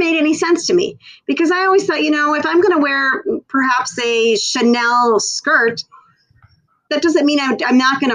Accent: Minnesota, United States; moved away as an adult; now in Florida, United States; I grew up in Minnesota on a very small farm in a farming community

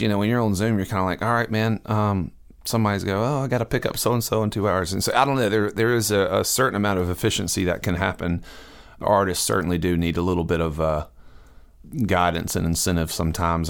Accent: Augusta, Georgia, United States; moved away as an adult; also born or lived in Nashville; I grew up in Augusta, Georgia

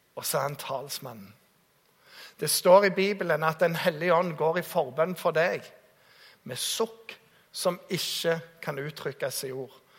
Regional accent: Jæren, Rogaland, Norway; jeg kommer fra Jæren

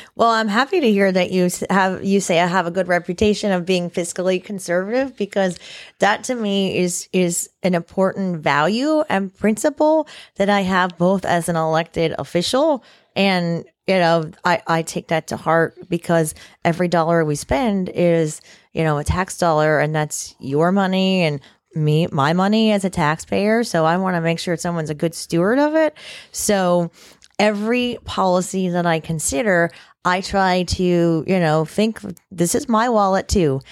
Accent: Indiantown, Florida, United States; I grew up in Indian Town, Florida, which is the far, farthest west that you can get probably in Martin County

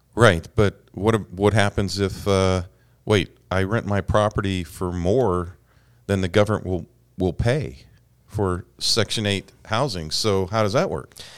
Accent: Alabama, United States; moved away; somebody from close to where I grew up in Alabama

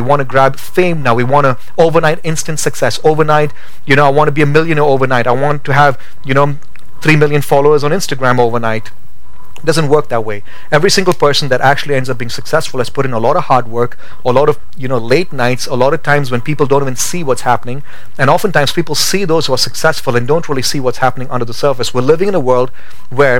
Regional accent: India; moved away as an adult; now in Boise, United States; Growing up in India

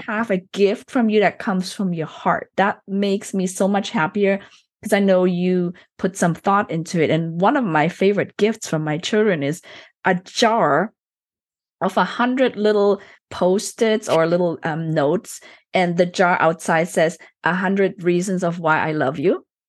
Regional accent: Germany; I was born and raised into a Chinese family, but I was actually, I grew up in Germany

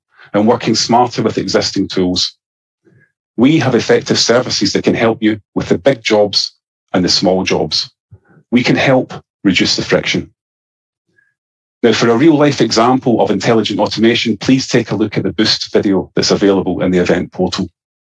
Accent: Scotland, United Kingdom; accent: Scottish; my Scottish accent

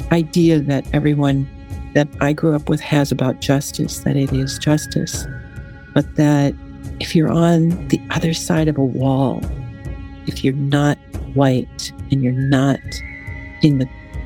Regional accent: Wahpeton, North Dakota, United States; moved away as an adult; also born or lived in Fargo, North Dakota; I grew up in Wahpeton, North Dakota, which is a town about 45 minutes south of Fargo

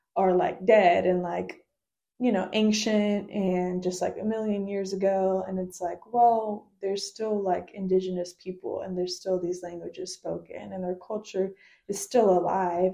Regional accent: United States; I try to say like Peruvian American now because it's like I'm not half of anything and it's like I'm fully Peruvian and I'm fully American

